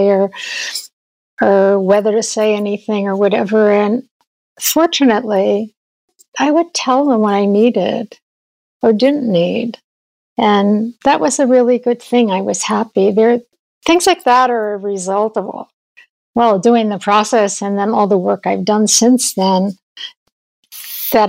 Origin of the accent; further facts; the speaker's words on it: New York, United States; I grew up in New York